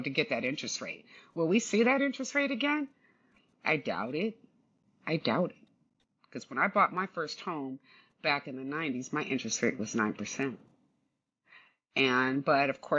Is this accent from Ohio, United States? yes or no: no; California, United States; I'm basically born and raised in California